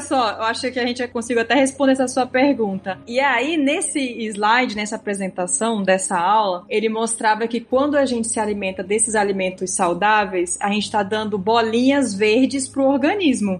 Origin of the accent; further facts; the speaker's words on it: Rondônia, Brazil; Vez ou outra meu sotaque me entrega porque eu sou de Rondônia